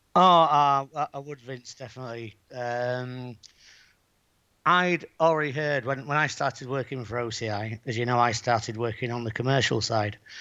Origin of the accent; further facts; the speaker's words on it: Bridlington, Yorkshire and the Humber, United Kingdom; now in Playa San Juan, Spain; I am from Yorkshire